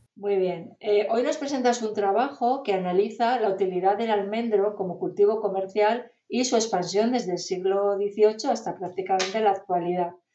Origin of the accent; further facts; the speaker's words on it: northern Spain, Spain; yo soy norteña